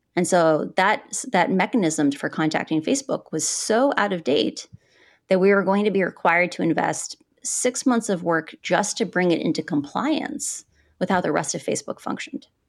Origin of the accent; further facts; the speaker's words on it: Midwest, United States; moved away as an adult; now in Puerto Rico; I grew up in the Midwest.